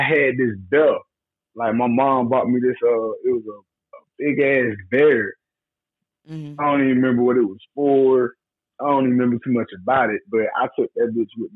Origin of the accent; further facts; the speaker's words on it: Waycross, Georgia, United States; now in Kentucky, United States; I was born and raised in Southeast Georgia